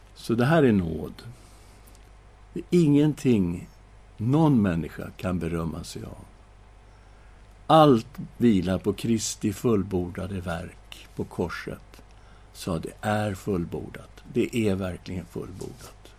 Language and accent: Swedish; Sweden; vi är ju svenskar